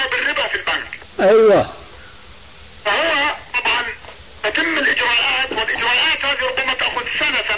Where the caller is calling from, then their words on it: Canada; أنا أكلمك من كندا … اللي اجتمع فيك من مدة ثلاثة أربعة أيام